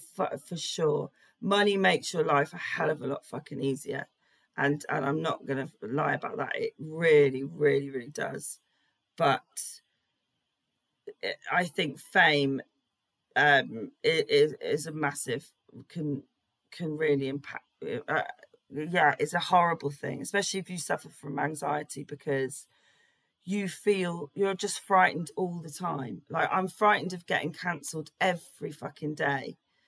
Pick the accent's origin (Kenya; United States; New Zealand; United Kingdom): United Kingdom; England; I just really fucking love it. I wonder if that's being British.